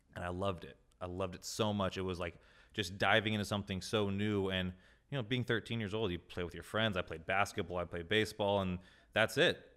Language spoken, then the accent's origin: English; Carlsbad, California, United States; now in Encinitas, United States; born and raised in Carlsbad, California. I'm currently living in Encinitas.